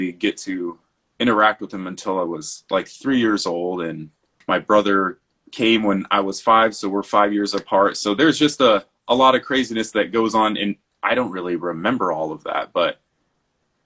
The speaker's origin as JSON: {"language": "English", "town": "Lyman", "region": "Nebraska", "country": "United States", "tie": "born or raised there", "also_born_or_lived": "Scottsbluff, Nebraska / Chico, California", "said": "I was born in Scotts Bluff, Nebraska, but they moved to Lyman, Nebraska."}